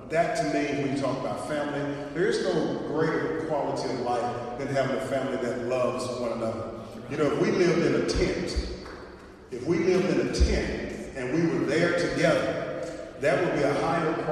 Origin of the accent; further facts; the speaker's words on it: Arkansas, United States; I'm from Arkansas